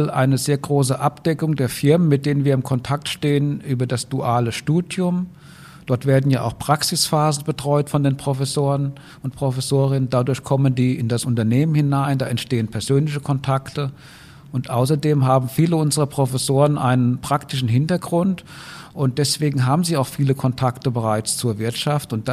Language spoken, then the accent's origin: German; Rhineland-Palatinate, Germany; Ich bin eigentlich Rheinland-Pfälzer, aber die Tischlaute in Hessen und Rheinland-Pfalz sind sehr ähnlich, deswegen fällt es heute keine mehr auf.